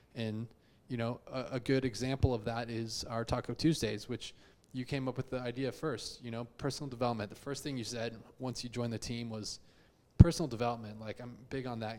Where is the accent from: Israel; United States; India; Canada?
United States; Houston, Texas; also born or lived in Chicago; I am from Houston, born and raised. I actually grew up not too far from the ranch office in uh, Memorial